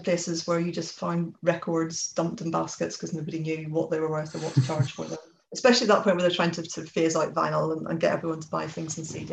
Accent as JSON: {"language": "English", "town": "Belfast", "region": "Northern Ireland", "country": "United Kingdom", "tie": "born or raised there", "moved": "as an adult", "lives_now": "England", "said": "I grew up in Belfast, but came to go to university in England"}